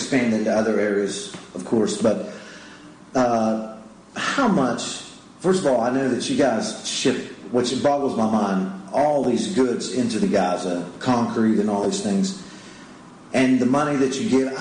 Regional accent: United States; as an American

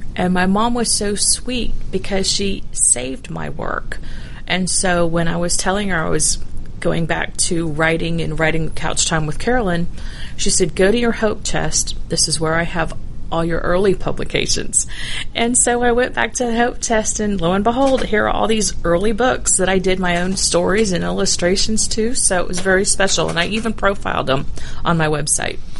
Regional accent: Dunwoody, Georgia, United States; also born or lived in Bloomington, Indiana; I actually grew up in Dunwoody

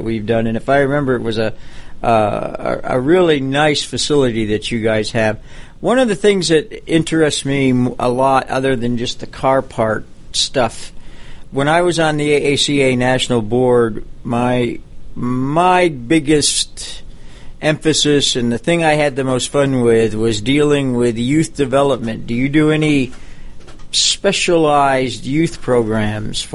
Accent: Jamestown, New York, United States; moved away; I grew up in Jamestown, New York

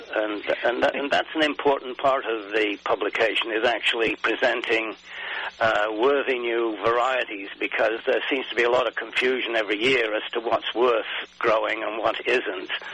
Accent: England, United Kingdom; I grew up in England

